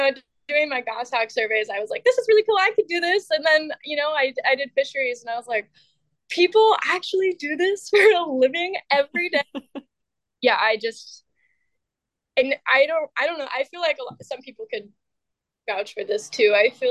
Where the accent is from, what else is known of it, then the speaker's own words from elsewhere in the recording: Colville, Washington, United States; I think I grew up in a pretty small town. I grew up in Colville.